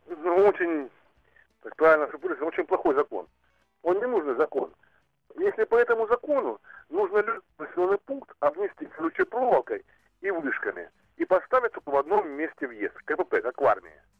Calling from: Rostov Oblast, Russia; Алло, добрый день … Ростовская область.

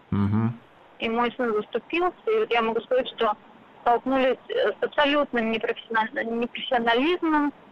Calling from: Moscow, Russia; А, я из Москвы

